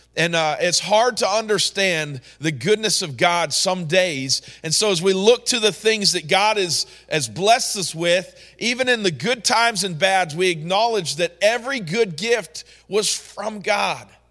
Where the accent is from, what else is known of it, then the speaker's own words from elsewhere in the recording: New York, United States; moved away; growing up in New York, I had a godly mother and father